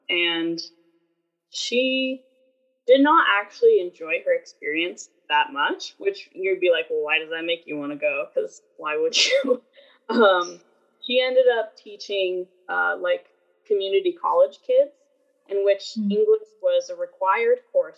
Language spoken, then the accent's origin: English; United States; because we're American. kids